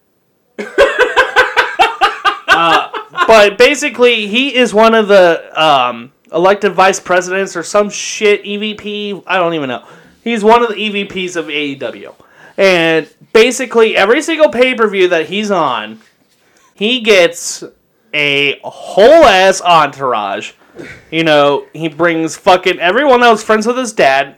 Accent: Kentucky, United States; I'm from Kentucky here

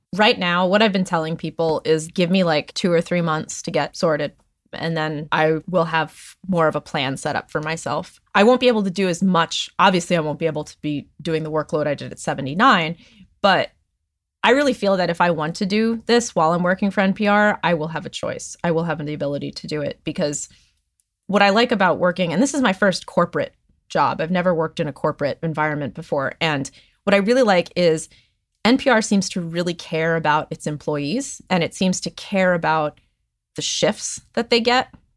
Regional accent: Hellertown, Pennsylvania, United States; also born or lived in Chicago / Nashville; now in Los Angeles, United States; I grew up in Hellertown, Pennsylvania

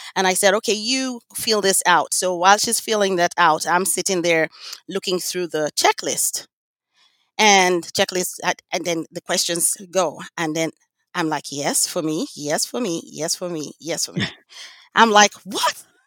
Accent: Lagos, Nigeria; now in United States; I grew up in Lagos, Nigeria

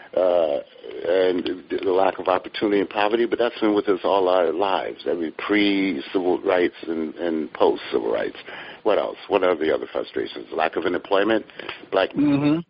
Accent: Hartford, Connecticut, United States; I grew up in Hartford, Connecticut

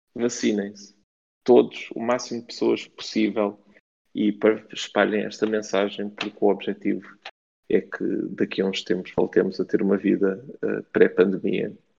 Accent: Faro, Algarve, Portugal; eu cresci em Faro

